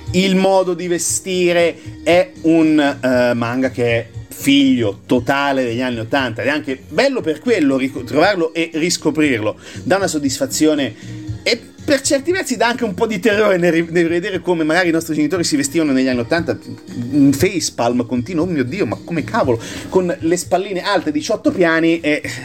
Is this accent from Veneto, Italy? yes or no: no; Marche, Italy; dalle nostre parti marchigiane